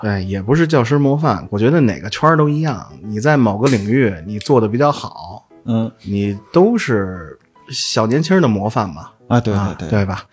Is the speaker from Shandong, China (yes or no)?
no; Beijing, China; 我作为北京人，我也没有金牌儿